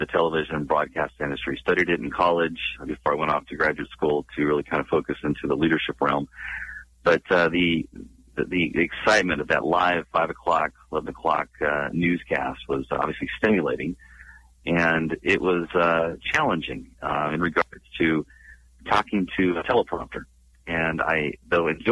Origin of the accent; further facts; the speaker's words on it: Northern California, United States; now in San Diego, United States; I'm born and raised in California, mainly in Northern